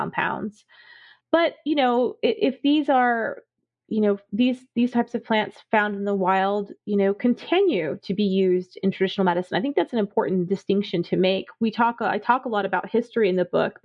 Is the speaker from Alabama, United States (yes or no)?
no; South Florida, United States; I grew up in South Florida